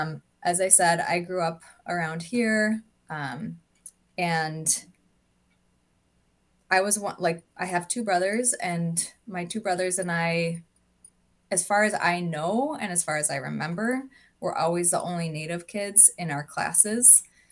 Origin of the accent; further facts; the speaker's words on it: Minnesota, United States; also born or lived in Tyendinaga, Canada; I am Mohawk from Tiendanega, Mohawk Territory, which is in southern Ontario. I grew up in Minnesota, just outside of St. Paul.